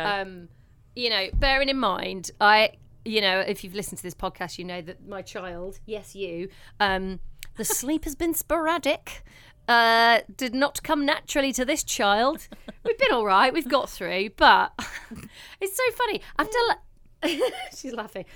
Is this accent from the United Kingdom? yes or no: yes; Leicester, East Midlands, United Kingdom; moved away; it was up in Leicester in my hometown